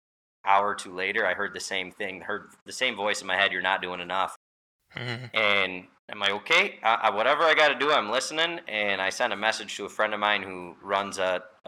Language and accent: English; Holland, Michigan, United States; I'm from Holland, Michigan, so West Michigan.